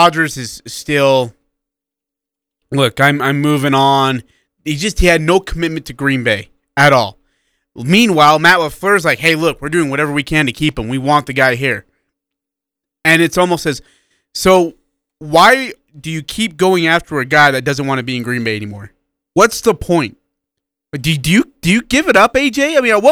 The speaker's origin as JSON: {"language": "English", "country": "India", "moved": "yes", "said": "I'm from India."}